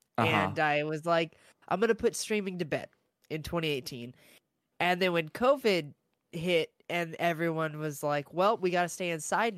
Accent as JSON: {"language": "English", "town": "Austin", "region": "Texas", "country": "United States", "lives_now": "San Antonio, United States", "said": "I'm originally from Austin, Texas."}